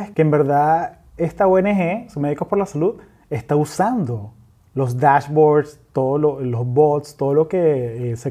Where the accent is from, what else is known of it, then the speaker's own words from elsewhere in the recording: Venezuela; No, yo soy venezolano